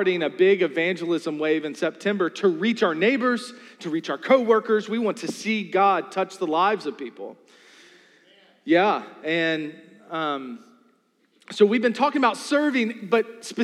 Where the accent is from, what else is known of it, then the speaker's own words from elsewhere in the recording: New Kent County, Virginia, United States; I'm from New Kent County